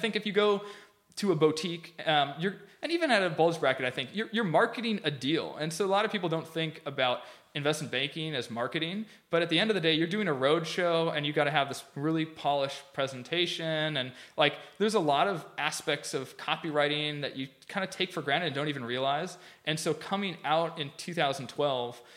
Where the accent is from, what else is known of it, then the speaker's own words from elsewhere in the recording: Minnesota, United States; moved away; my dad, who's a pretty conservative Midwestern dude. I'm from Minnesota